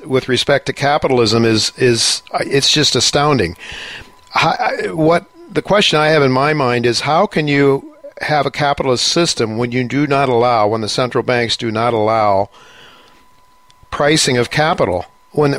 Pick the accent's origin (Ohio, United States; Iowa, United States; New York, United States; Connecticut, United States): Ohio, United States; I was brought up in Ohio in a fairly conservative area